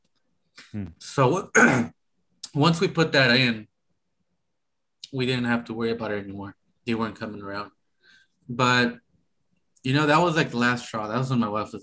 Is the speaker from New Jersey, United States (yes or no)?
no; Sacramento, California, United States; I grew up in South Sac